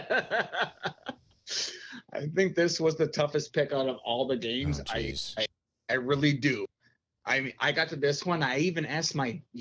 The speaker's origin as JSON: {"language": "English", "region": "Wisconsin", "country": "United States", "said": "We come from Wisconsin. We border Minnesota."}